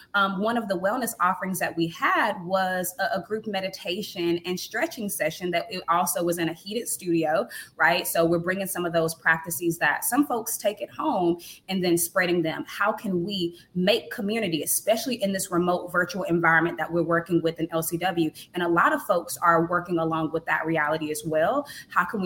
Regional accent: United States; also born or lived in Thailand; I came from the United States

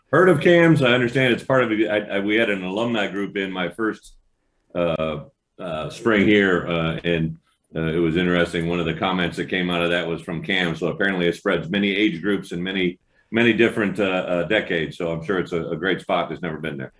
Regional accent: Illinois, United States; moved away as an adult; Illinois, my home state

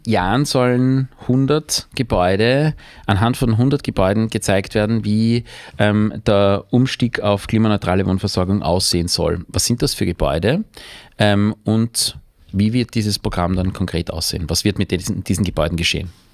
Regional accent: Austria; als Österreicher

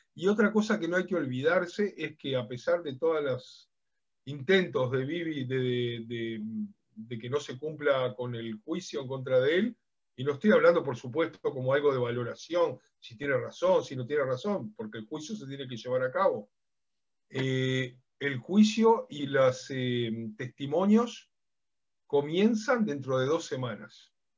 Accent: Uruguay; now in Israel; Yo soy de origen uruguayo

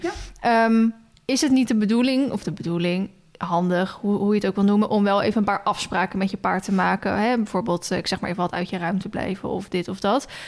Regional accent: Maassluis, South Holland, Netherlands; moved away; ik kom oorspronkelijk uit Maasluis

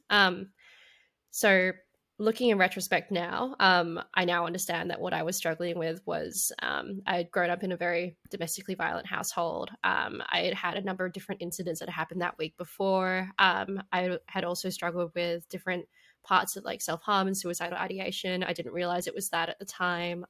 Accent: Perth, Western Australia, Australia; I grew up in Perth, um, in West Australia

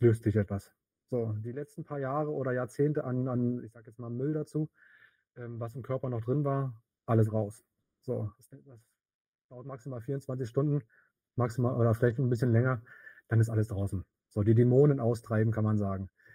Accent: Berlin, Germany; komme aus Berlin

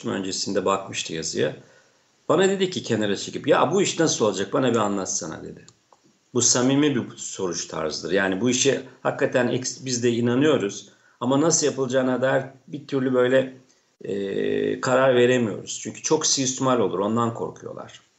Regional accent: Çayeli, Rize Province, Turkey; Ben Rize Çayeli'liyim. Ee, Çayeli'nde 5-10 tane e, mali müşavir vardır.

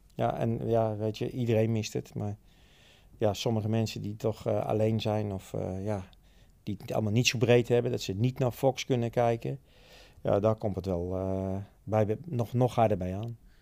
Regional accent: Utrecht, Netherlands; Ik ben een geboren Utrechter en getogen.

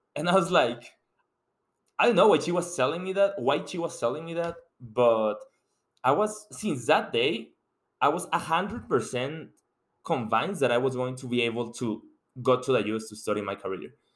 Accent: Mexico; English is a second language; moved away as an adult; now in United States; I'm coming from Mexico, and you can tell by my accent that English is not my first language.

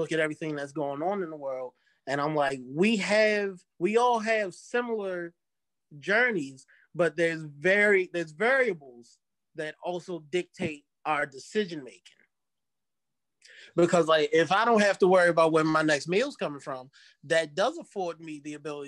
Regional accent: Dundalk, Maryland, United States; growing up in Dundalk and hanging out with just all types of people

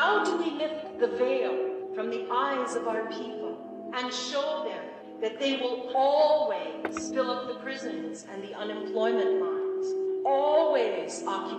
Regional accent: Hawaii, United States; I greet you today as a native Hawaiian, one of the world's endangered indigenous people. I am a member of the movement for Hawaiian independence.

